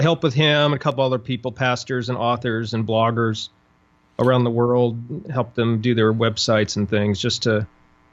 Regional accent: Montana, United States; moved away as an adult; also born or lived in Dallas, Texas; I grew up in Montana

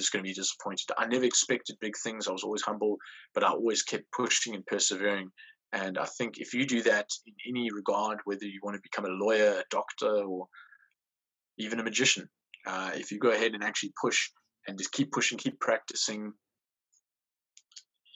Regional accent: Port Elizabeth, Eastern Cape, South Africa; I'm from South Africa. I'm from a place in South Africa called Port Elizabeth. It's like a big town, small city type of situation.

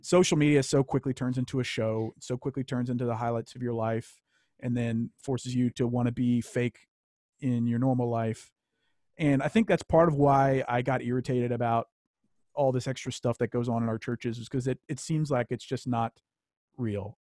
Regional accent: Louisiana, United States; I grew up in Louisiana

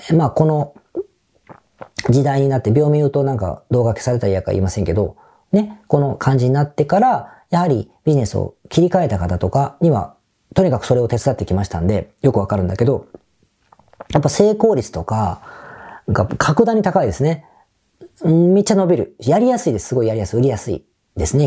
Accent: Osaka, Japan; accent: Osaka dialect; 仕事の時ってあんまり大阪弁が出ない

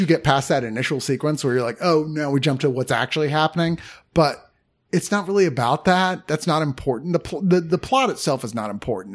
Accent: United States; We're from America.

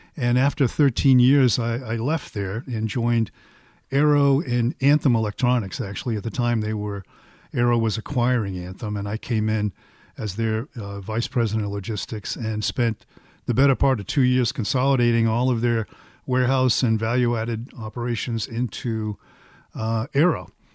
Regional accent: Boston, Massachusetts, United States; I'm from Boston, so it's probably, everything is wicked good

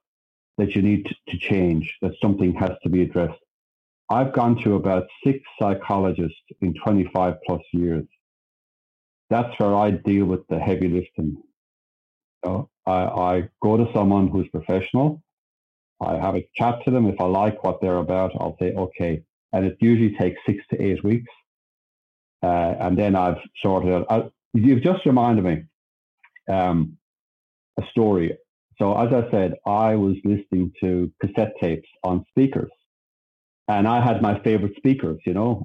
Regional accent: Sydney, New South Wales, Australia; we moved across Sydney. So I was from the Southern Shire, right down the bottom, and I went across to the other side.

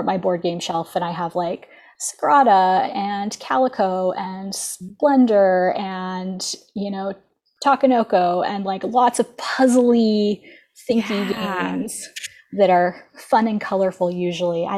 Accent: Ontario, Canada; I'm from Ontario, Canada

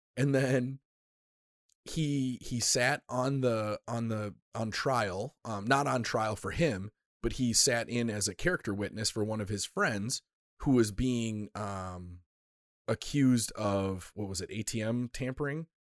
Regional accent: United States; an American

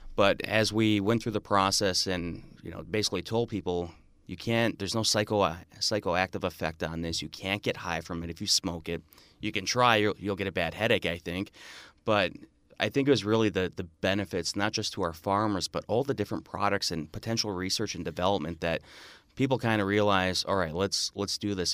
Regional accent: Marinette, Wisconsin, United States; also born or lived in Stevens Point, Wisconsin; I grew up in Marinette, Wisconsin, right on the Wisconsin U P border, about an hour north of Green Bay.

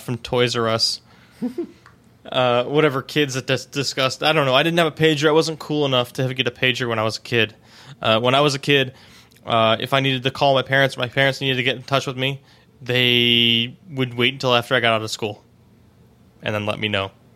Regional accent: Cleveland, Ohio, United States; now in Pittsburgh, United States; I'm originally from Cleveland

